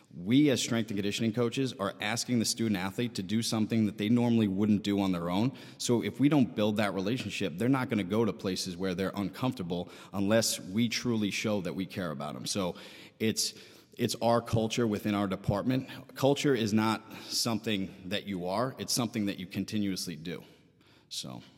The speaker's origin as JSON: {"language": "English", "town": "Syosset", "region": "New York", "country": "United States", "tie": "born or raised there", "said": "I am from, uh, Sayoset."}